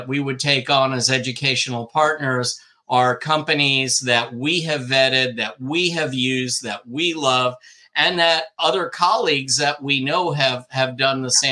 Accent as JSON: {"language": "English", "town": "Old Bridge", "region": "New Jersey", "country": "United States", "tie": "born or raised there", "said": "I grew up in Old Bridge"}